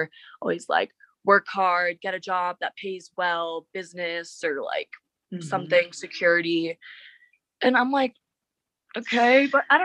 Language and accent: English; Holliston, Massachusetts, United States; moved away as an adult; now in Colorado, United States; growing up in Holliston, and it's just the same old shit going on